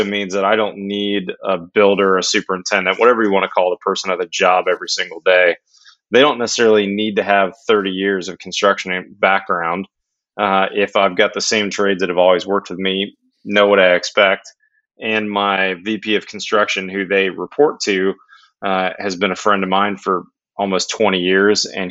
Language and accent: English; Pittsburgh, Pennsylvania, United States; I grew up in Pittsburgh, PA